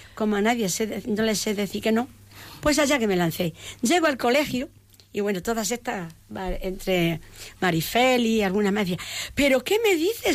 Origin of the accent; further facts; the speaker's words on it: Peñarroya-Pueblonuevo, Andalusia, Spain; yo vengo de una familia de Córdoba de Córdoba Peñarroya Pueblo Nuevo una familia entrañable